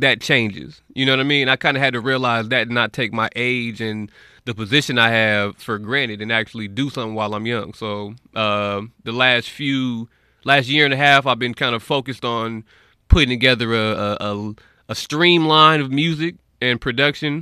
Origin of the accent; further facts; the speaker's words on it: North Las Vegas, Nevada, United States; I'm from Vegas, North Las Vegas, raised out there